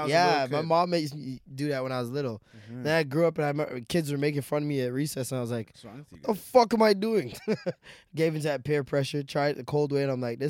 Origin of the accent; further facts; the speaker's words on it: Jamaica; I'm Jamaican.